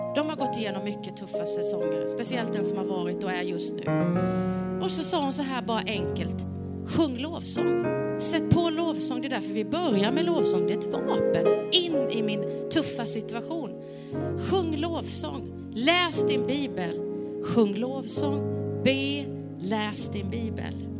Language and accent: Swedish; Sweden; vi är från samma land